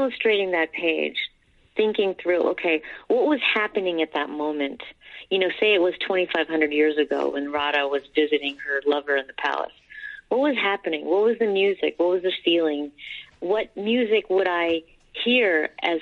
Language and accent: English; New Jersey, United States; born or raised there; also born or lived in India